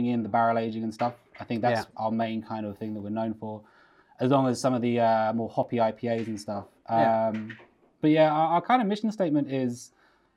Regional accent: England, United Kingdom; moved away as an adult; also born or lived in London; now in Fanø, Denmark; I'm English, as you can tell

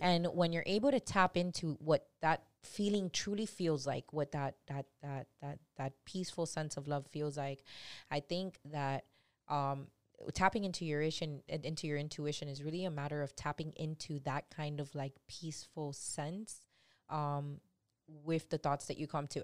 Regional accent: Miami, Florida, United States; I've been born and raised in three oh five, born and raised in Little Havana, hood as hell

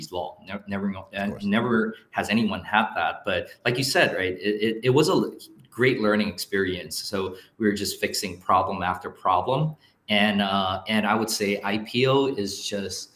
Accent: Singapore; now in Taiwan; I was born and raised in Singapore, but I'm fully Taiwanese.

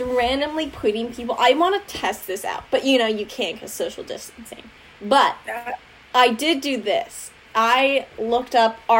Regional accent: the Northwest, Pacific Northwest, United States; I'm from the Northwest

